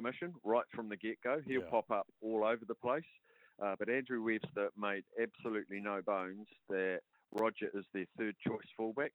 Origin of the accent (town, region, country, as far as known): New Zealand